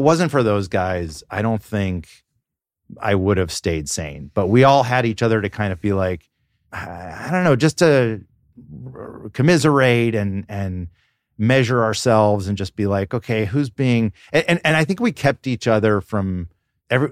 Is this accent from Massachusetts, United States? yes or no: no; Atlanta, Georgia, United States; I grew up in Atlanta